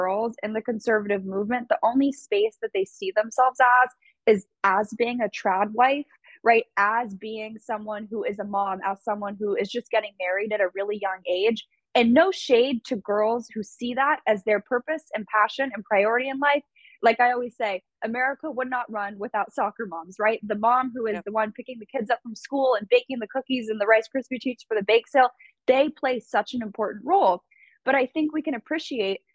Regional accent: Santa Monica, California, United States; I was a girl from California, you know, grew up in Santa Monica

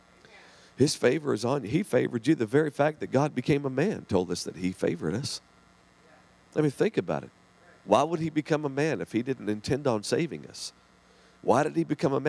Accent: southern Oklahoma, United States; we had my grandparents there in southern Oklahoma. And so we lived with them, and they watched me through the day

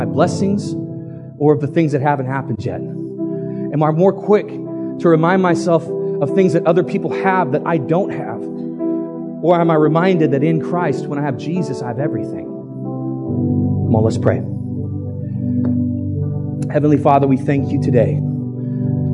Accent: United States; we're American

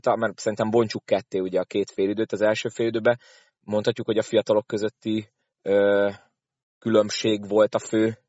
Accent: Szolnok, Jász-Nagykun-Szolnok, Hungary; fél idő annyira nem tetszett szolnokiként.

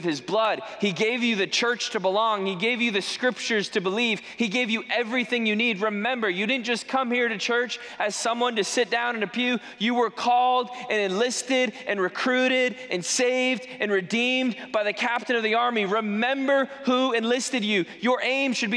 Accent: New England, United States; moved away; I'm from New England, grew up there.

